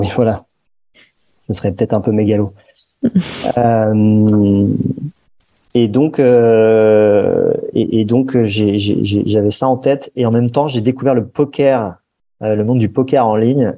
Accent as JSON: {"language": "French", "town": "Paris", "region": "Île-de-France", "country": "France", "tie": "born or raised there", "said": "j'ai grandi à Paris"}